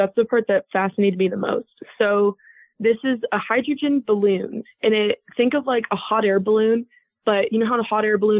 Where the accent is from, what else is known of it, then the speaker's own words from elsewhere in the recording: Oregon, United States; also born or lived in Southern California / New Mexico; now in Utah, United States; that was about 45 minutes from where I grew up in Oregon.